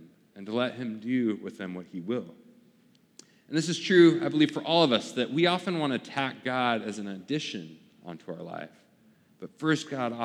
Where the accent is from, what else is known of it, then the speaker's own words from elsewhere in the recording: Portland, Oregon, United States; moved away; I lived in Portland, kind of my hometown back at the time